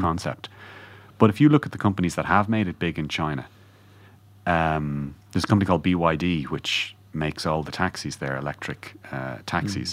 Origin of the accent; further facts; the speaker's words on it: Ireland; as Irish people